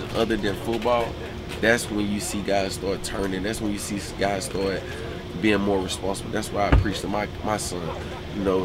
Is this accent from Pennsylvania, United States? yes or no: no; Alabama, United States; moved away as an adult; also born or lived in Cincinnati; I'm from Alabama